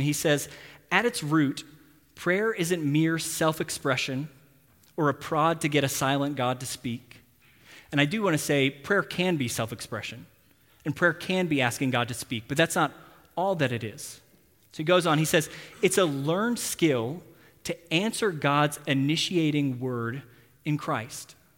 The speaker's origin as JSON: {"language": "English", "region": "Texas", "country": "United States", "moved": "yes", "lives_now": "Tulsa, United States", "said": "I'm from Texas"}